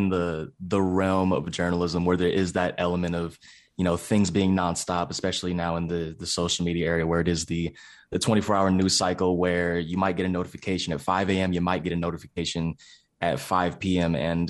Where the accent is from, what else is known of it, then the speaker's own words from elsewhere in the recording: California, United States; now in Pittsburgh, United States; I'm originally from the San Francisco Bay Area, currently residing in Pittsburgh, Pennsylvania, away from family, away from friends.